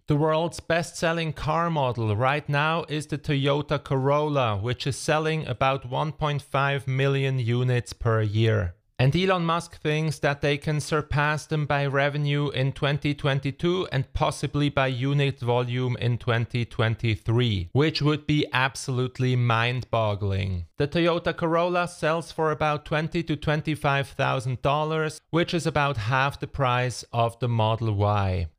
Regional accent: Switzerland; my home country, Switzerland.

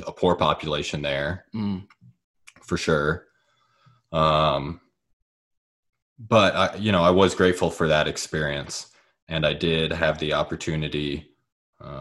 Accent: Paola, Kansas, United States; also born or lived in Osawatomie, Kansas; I'm originally from Paola, Kansas, which is 45 minutes south of Kansas

